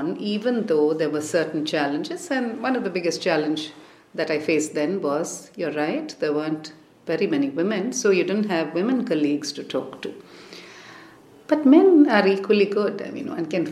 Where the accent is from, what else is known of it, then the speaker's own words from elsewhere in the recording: Chennai, Tamil Nadu, India; moved away as an adult; also born or lived in Delhi; I grew up in Madras, which is, as you can imagine, a good place to grow up